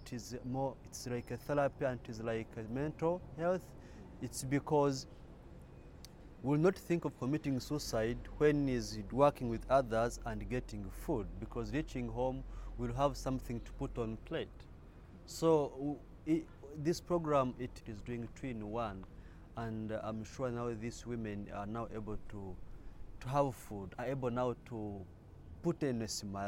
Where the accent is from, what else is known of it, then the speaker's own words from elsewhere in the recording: Jomba, North Kivu, DR Congo; also born or lived in Kyaka II refugee settlement, Uganda; now in Uganda; I'm from Jomba, which is in the Ruchuru zone in North Kivu, DRC.